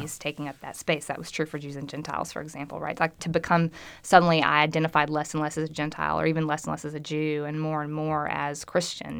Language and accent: English; Arkansas, United States; I'm from Arkansas